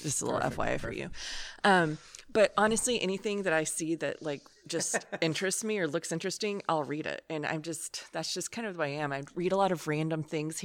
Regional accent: Hull, Texas, United States; I am from the smallest town on earth called Hull, Texas.

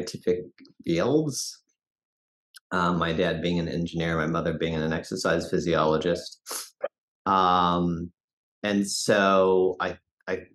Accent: Fort Collins, Colorado, United States; now in Denver, United States; I grew up in Fort Collins, Colorado.

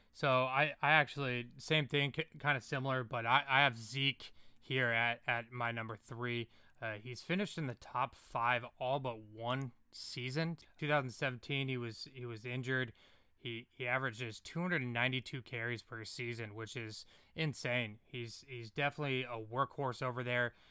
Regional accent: California, United States; I'm from California

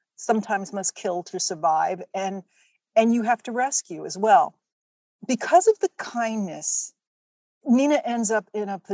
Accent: Atlanta, Georgia, United States; I was born and raised in Atlanta.

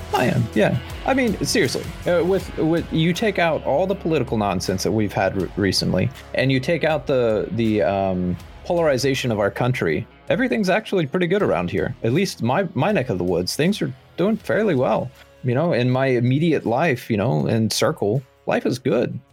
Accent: United States; We, as the American people

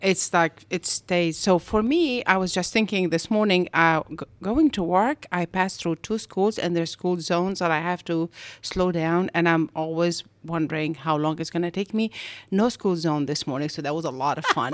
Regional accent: Egypt; moved away as an adult; also born or lived in Augusta, Georgia; now in United States; I am originally from Egypt, and I came to the States in ninety-one

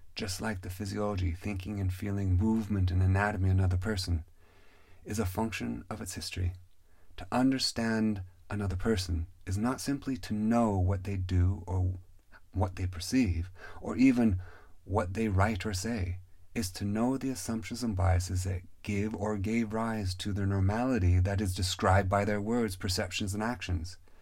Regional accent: Pacific Northwest, United States; Growing up in the Pacific Northwest

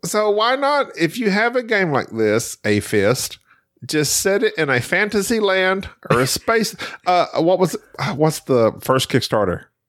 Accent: United States; growing up in America, when I grew up in school

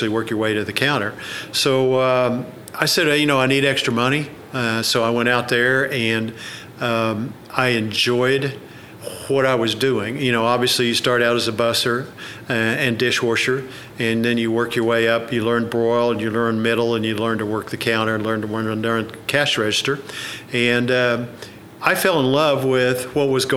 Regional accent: Oklahoma City, Oklahoma, United States; I grew up in Oklahoma City, where I was born

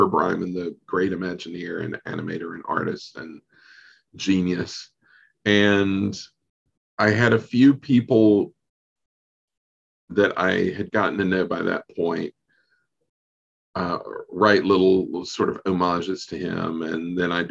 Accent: North Carolina, United States; I'm from North Carolina

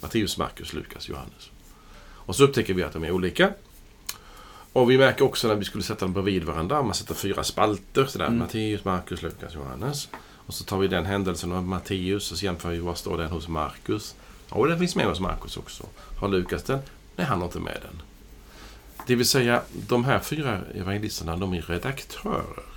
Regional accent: Sweden; jag är svensk medborgare

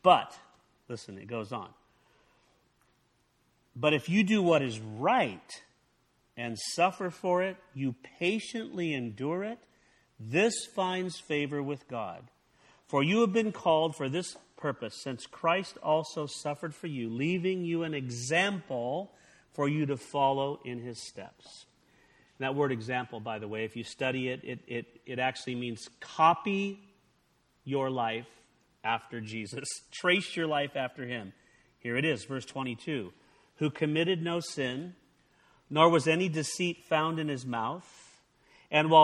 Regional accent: California, United States; I grew up in California

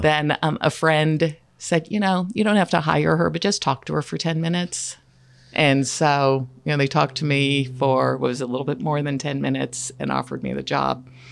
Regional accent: Platte County, Missouri, United States; I was raised in Platte County

